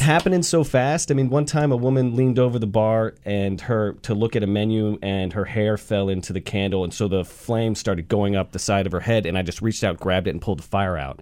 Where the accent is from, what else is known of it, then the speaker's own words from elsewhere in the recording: Atlanta, Georgia, United States; moved away as an adult; I'm from the South. I'm from Atlanta